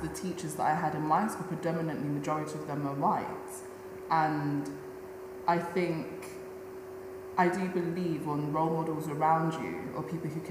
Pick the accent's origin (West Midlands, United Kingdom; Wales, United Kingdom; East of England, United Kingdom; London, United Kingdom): London, United Kingdom; I grew up in Peckham, which is predominantly, now it's gentrified as hell, but when I was living there, it was a very working class, black neighbourhood